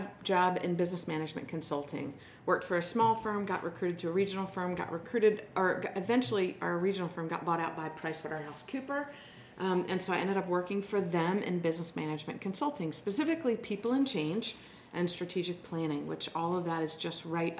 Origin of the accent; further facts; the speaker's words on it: West Chester, Pennsylvania, United States; moved away; I grew up in Westchester, Pennsylvania, a little town outside of Philadelphia